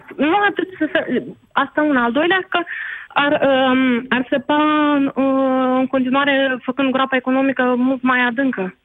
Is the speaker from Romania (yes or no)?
no; Moldova; moved away; sunt o româncă cu dublă cetățenie, respectiv din Republica Moldova